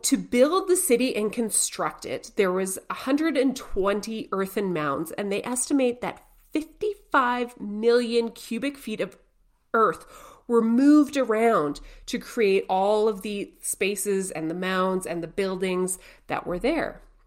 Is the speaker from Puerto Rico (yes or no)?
no; Canada; we're Canadian